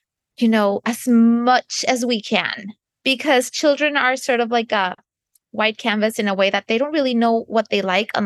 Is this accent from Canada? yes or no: yes; Canada; moved away as an adult; now in United States; I'm not American, I'm Canadian